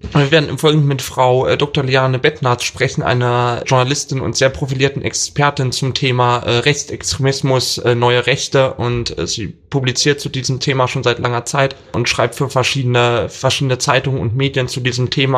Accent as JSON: {"language": "German", "region": "Thuringia", "country": "Germany", "said": "ich komme aus Thüringen"}